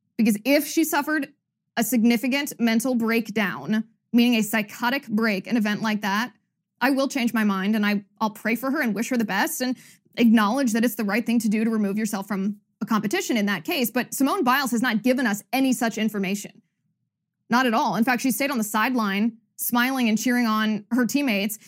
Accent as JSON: {"language": "English", "country": "United States", "said": "as an American"}